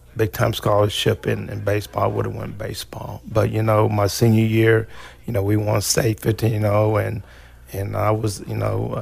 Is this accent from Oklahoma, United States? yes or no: yes; Hobart, Oklahoma, United States; where's where's Hobart at? And I'll tell them it's Western Oklahoma